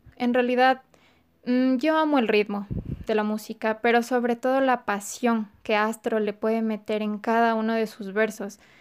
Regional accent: Ecuador; soy de Ecuador.

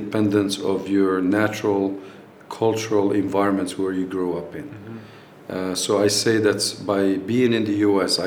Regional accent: Morocco; moved away as an adult; also born or lived in United States

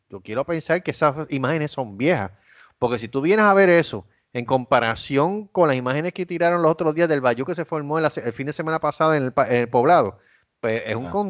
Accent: Caguas, Puerto Rico; moved away; also born or lived in Cabo Rojo, Puerto Rico; Soy de Cagua

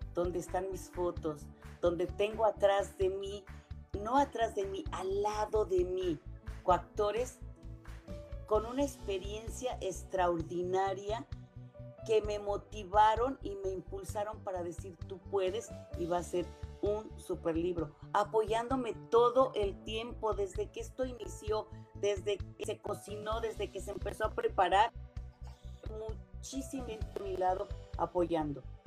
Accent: Mexico; moved away as an adult; me decían que mejor me regresara a México

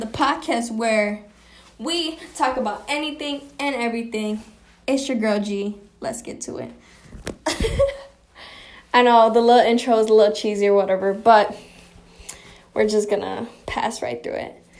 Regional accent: Chicago, Illinois, United States; also born or lived in Michigan; Born and raised in Chicago

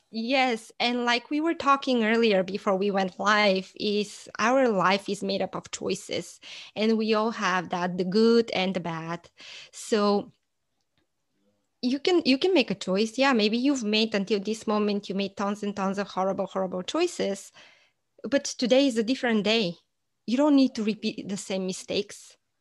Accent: Bulgaria; moved away as an adult; now in United States; I am originally from Bulgaria, and I moved to the States about fifteen, almost actually sixteen years ago.

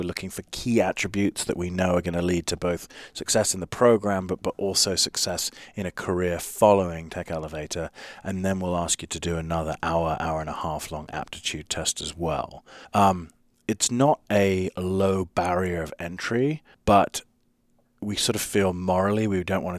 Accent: London, United Kingdom; now in United States; I mean, I grew up in London. It's, you know, you can live in a city of, you know, you're one person in a city of 10 million strangers in London

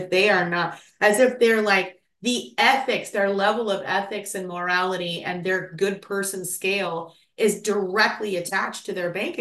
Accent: Tulsa, Oklahoma, United States; moved away; So I grew up in Oklahoma and in Tulsa, and basically, like, Tulsa's like the biggest small town.

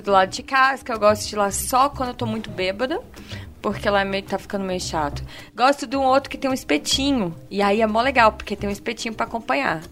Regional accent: Vitória, Espírito Santo, Brazil; moved away; Eu venho de Vitória

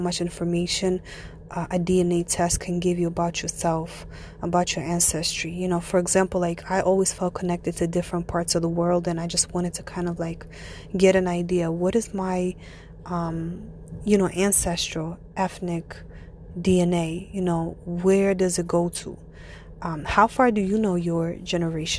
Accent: Ivanovo, Ivanovo Oblast, Russia; now in United States; I am born and raised Russian. I come from a city. It's called the City of Brides. It's called Ivanova, and it's located not too far from Moscow

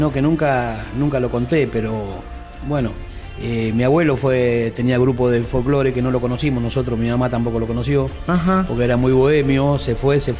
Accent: Morón, Buenos Aires Province, Argentina; bueno, yo soy nacido en Morón, criado en Morón, y creo que me voy a morir en Morón nomás.

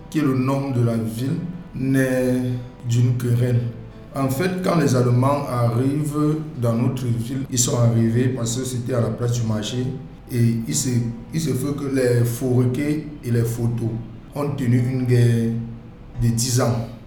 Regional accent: Dschang, West, Cameroon; moved away as an adult; now in Douala, Cameroon; je suis né à Tchang, j'ai grandi à Tchang.

